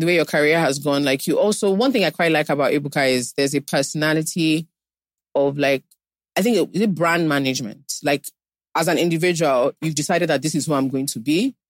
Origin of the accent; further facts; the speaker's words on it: Nigeria; being Nigerian, I mean, a Nigerian woman